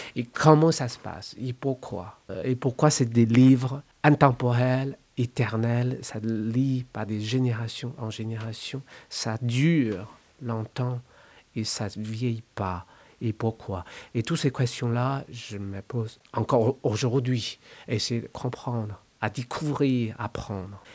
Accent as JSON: {"language": "French", "country": "China", "tie": "born or raised there", "second_language": "French", "moved": "as an adult", "said": "quand j'ai quitté la Chine."}